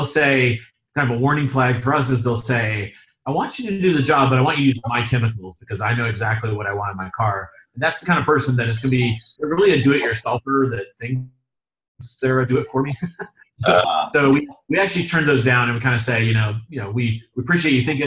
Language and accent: English; South Carolina, United States; now in North Carolina, United States; I'm from South Carolina